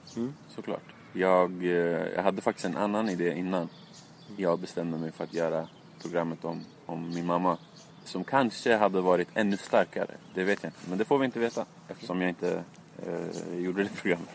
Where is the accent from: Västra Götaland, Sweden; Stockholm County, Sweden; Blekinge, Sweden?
Stockholm County, Sweden; Stockholm; jag var från Tensta